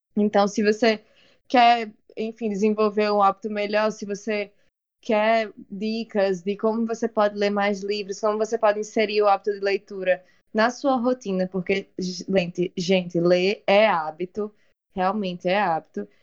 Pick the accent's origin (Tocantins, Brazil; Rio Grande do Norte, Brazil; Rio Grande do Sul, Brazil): Rio Grande do Norte, Brazil; Natal; a Maternidade Januário Ciclo, onde eu nasci